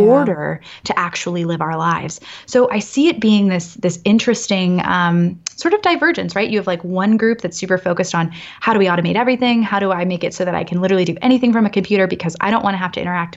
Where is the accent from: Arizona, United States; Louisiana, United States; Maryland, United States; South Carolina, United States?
Maryland, United States; Annapolis; now in San Francisco, United States; born and raised in Annapolis, as I mentioned, like, I'm East Coast all the way.